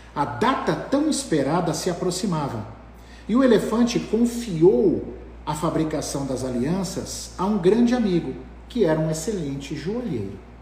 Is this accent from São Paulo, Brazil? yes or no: yes; Ilha Solteira, São Paulo, Brazil; eu sou de Ilha Solteira, meus pais moram lá